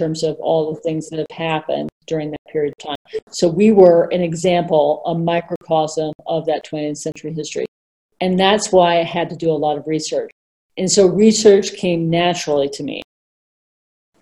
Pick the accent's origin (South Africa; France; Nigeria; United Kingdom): United Kingdom; England; now in United States; I was born in England